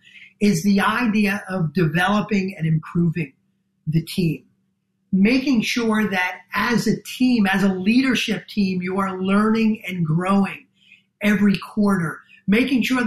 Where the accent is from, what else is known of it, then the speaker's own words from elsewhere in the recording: New Jersey, United States; accent: New Jersey; my New Jersey accent